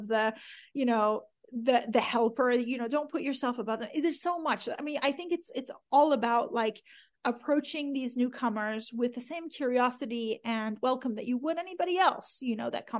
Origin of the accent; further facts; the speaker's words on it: Iran; born there; I mean, I was born in Iran in 1979, which is right around, well, right when the revolution happened.